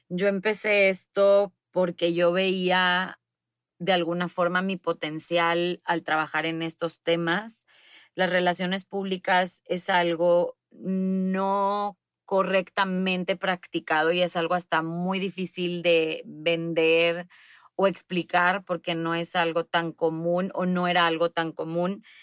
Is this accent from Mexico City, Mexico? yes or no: no; Monterrey, Nuevo León, Mexico; soy de Monterrey, tengo 35 años